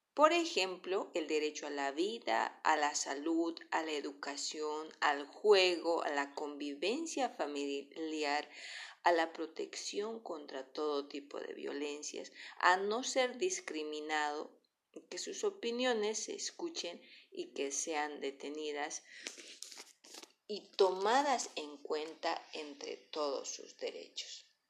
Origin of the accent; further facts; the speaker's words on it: Bolivia; nosotros como ciudadanos bolivianos